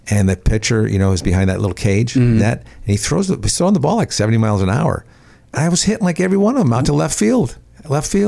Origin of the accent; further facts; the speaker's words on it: Bridgeport, Connecticut, United States; I grew up in Connecticut